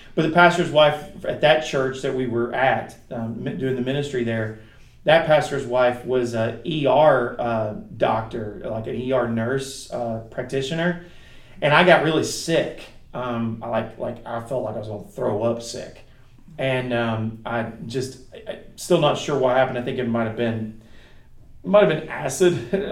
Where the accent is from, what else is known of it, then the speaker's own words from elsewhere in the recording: United States; us, the American Christians